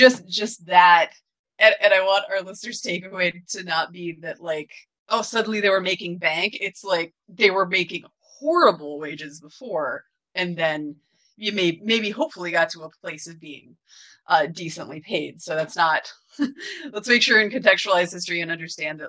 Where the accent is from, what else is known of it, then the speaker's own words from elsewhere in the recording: Washington, United States; also born or lived in Grays Harbor County, Washington; I'm from Washington. I'm not from Everett, but reasonably close